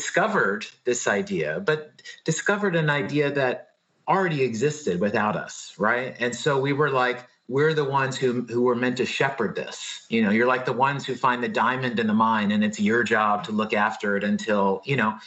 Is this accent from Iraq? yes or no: no; Blacksburg, Virginia, United States; moved away as an adult; also born or lived in New York; I grew up in Southwest Virginia, outside of Blacksburg, Virginia